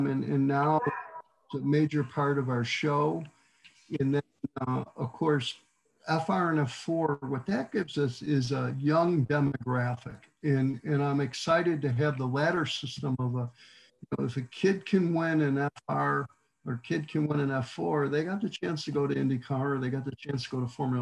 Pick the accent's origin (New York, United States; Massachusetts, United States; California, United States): New York, United States; near Watkins Glen; now in Texas, United States; I grew up near Watkins Glen